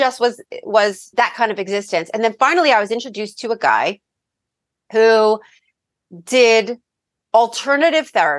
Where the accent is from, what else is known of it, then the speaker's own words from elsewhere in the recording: Freehold, New Jersey, United States; I grew up in Freehold.